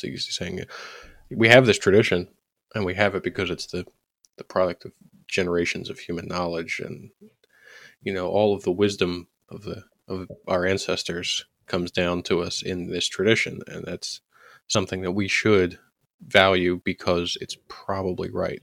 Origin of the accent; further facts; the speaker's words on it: United States; as an American conservative